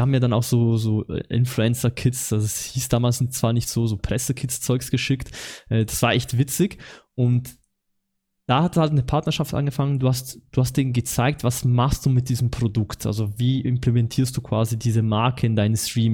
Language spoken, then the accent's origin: German; Switzerland; accent: Swiss German; ich komme aus der Schweiz